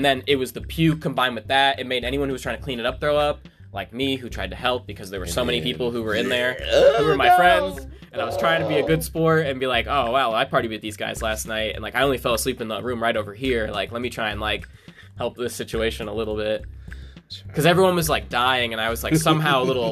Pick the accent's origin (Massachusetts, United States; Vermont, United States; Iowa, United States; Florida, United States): Florida, United States; Daytona Beach; I lived in a small town, too, from Daytona Beach, Florida. There's only 100,000 residents there